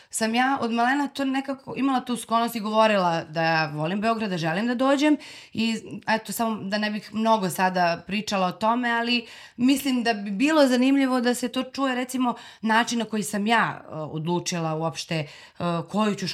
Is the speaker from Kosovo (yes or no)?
yes; Zubin Potok, Kosovo; now in Belgrade, Serbia; meni je nekako od uvek moje mesto gde sam odrasla, sad volim ga najviše na svetu, naravno, ali od uvek mi je bilo malo i želela sam i znala sam da ću da dođem u Beograd.